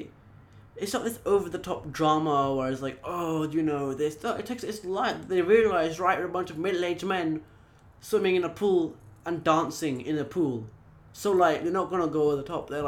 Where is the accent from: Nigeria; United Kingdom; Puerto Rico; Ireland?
United Kingdom; now in Singapore; I am British, but I'm British Indian who's living in Singapore right now